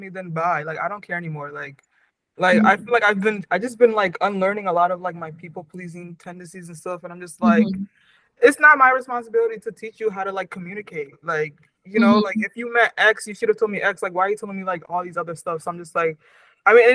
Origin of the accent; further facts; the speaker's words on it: Waltham, Massachusetts, United States; growing up in Waltham